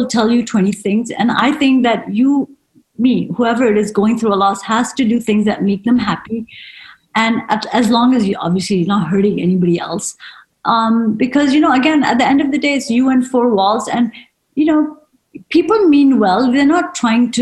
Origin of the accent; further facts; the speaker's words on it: United States; being an Indian woman is that mindset, even though you've lived in America all your life